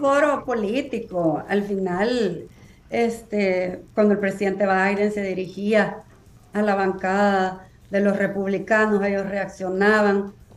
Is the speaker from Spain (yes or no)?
no; El Salvador; moved away as an adult; now in United States